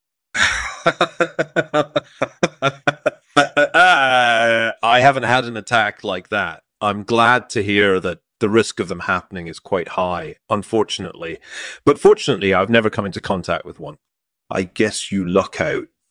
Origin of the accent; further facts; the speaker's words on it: Scotland, United Kingdom; my hometown in Scotland